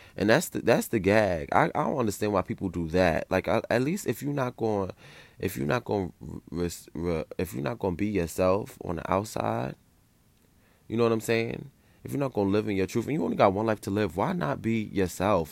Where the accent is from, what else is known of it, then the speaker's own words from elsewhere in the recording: New York City, New York, United States; I grew up in New York City